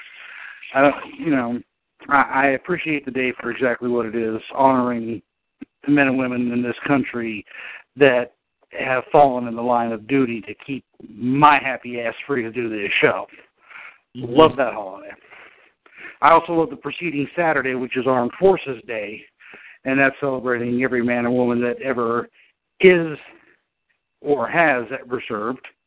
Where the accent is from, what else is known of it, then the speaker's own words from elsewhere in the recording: United States; as an American